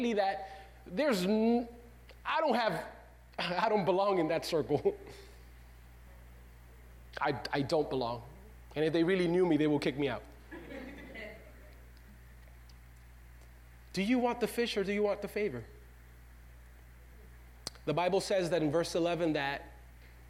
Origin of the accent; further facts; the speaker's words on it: Dominican Republic; now in United States; Your pastor was not born in the U.S. of A. I was born in the Dominican Republic.